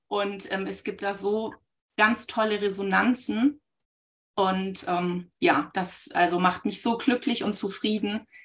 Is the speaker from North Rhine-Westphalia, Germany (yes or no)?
no; Baunatal, Hesse, Germany; Ich komme aus Nordhessen, aus dem schönen Baunatal und hier ist irgendwie für Jinshin Jitsu ein Vibe-Spot.